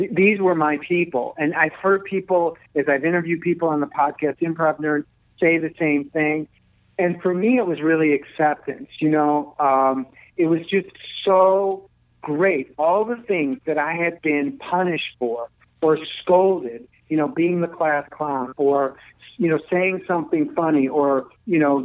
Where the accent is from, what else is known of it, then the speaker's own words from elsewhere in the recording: Chicago, Illinois, United States; I grew up here in Chicago